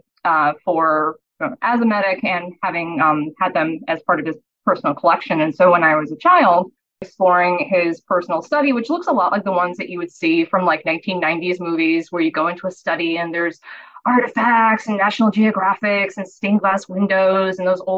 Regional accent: Massachusetts, United States; moved away; also born or lived in Boston / Pennsylvania / Denmark; I'm from Massachusetts to begin

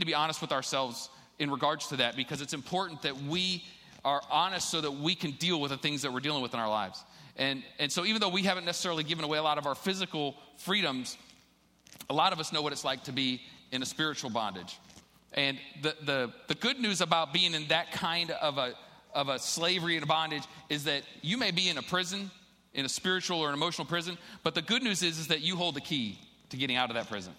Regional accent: Ohio, United States; I'm from Ohio

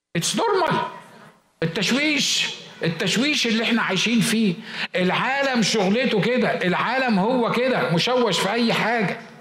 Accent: Egypt; عندنا في مصر في الشرق الاوسط

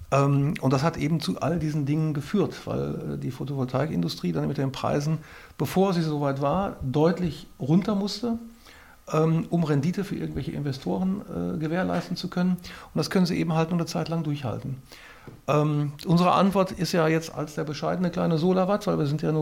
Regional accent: North Rhine-Westphalia, Germany; Ich bin kein Ideologe. Ich komme aus dem Ruhrpott und wohne jetzt in Sachsen.

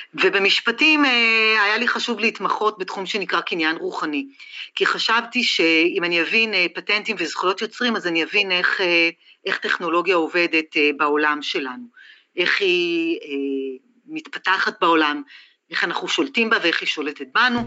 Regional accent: Israel; שאני לא אהיה הישראלית היחידה

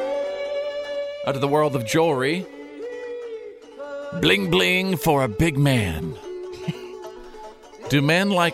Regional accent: Texas, United States; I grew up in Texas.

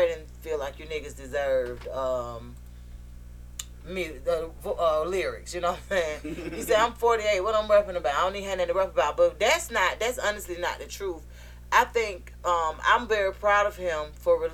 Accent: Atlanta, Georgia, United States; born and raised in Atlanta

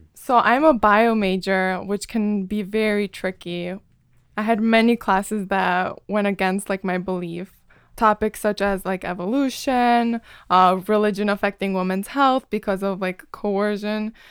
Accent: Chicago, Illinois, United States; moved away as an adult; now in Ann Arbor, United States; I'm from Chicago

